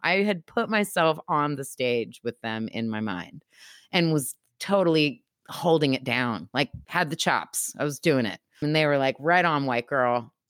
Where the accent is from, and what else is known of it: United States